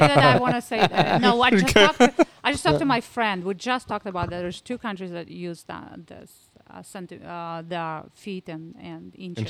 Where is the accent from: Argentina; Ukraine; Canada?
Ukraine; English is a second language; now in United States; I'm from Ukraine, right?